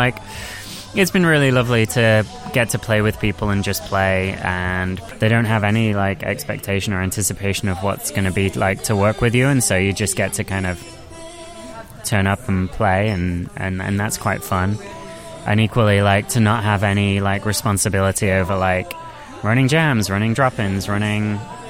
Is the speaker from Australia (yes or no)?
no; Nottingham, East Midlands, United Kingdom; which is slightly different to what I guess I grew up with in Nottingham